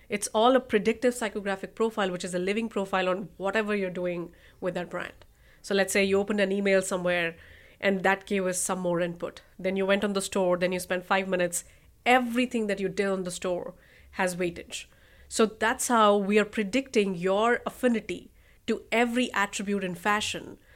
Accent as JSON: {"language": "English", "region": "Rajasthan", "country": "India", "also_born_or_lived": "New York", "moved": "as an adult", "lives_now": "United States", "said": "I'm from Northern India, Rajasthan"}